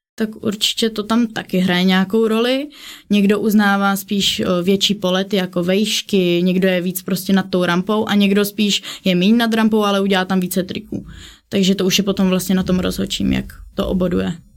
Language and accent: Czech; Kostelec nad Orlicí, Hradec Králové Region, Czechia; u nás v Kostelci na Turlicí v mém místním městě